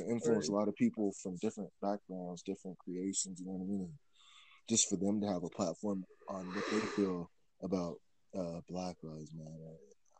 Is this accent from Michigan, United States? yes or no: yes; Michigan, United States; now in Colorado Springs, United States; my hometown, like in Michigan